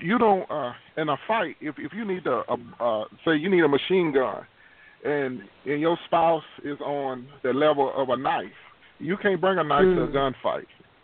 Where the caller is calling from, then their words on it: Houston, Texas, United States; I'm calling from Houston, Texas.